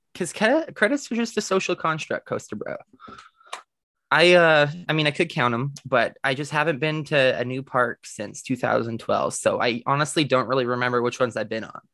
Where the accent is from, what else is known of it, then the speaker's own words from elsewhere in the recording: the Prairies, Canada; growing up in the prairies in Canada